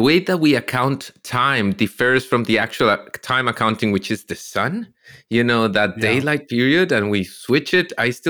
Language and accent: English; Costa Rica; moved away as an adult; now in Canada; they tried this in Costa Rica once when I was a kid, and we all hated it.